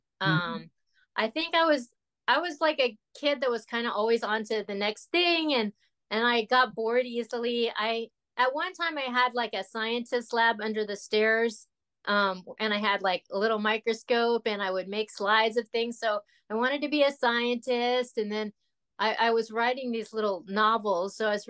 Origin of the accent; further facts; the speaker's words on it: Texas, United States; also born or lived in Los Angeles / Oklahoma; So, but I was born in Los Angeles, and I lived in Oklahoma. I mostly went to school. We moved to Texas once I got to like junior high school. So I went to junior high school, high school, and college in Texas.